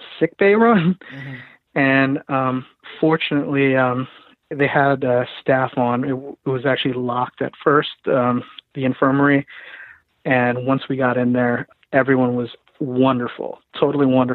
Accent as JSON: {"language": "English", "country": "Philippines", "said": "I'm Filipino"}